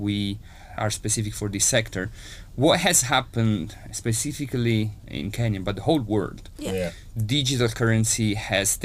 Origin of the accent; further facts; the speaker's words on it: Italy; accent: Italian; Italian, as you can hear from my accent